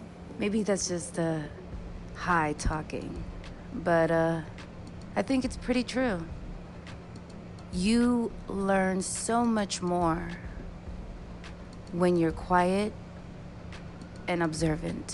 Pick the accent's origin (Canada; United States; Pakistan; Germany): United States; New York City, New York; moved away as an adult; being a person from the Bronx